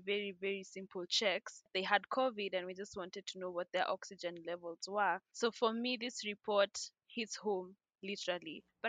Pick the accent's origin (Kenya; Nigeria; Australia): Kenya; I'm a Kenyan, so I not only related, but I appreciated the fact that you chose to do a report on our country.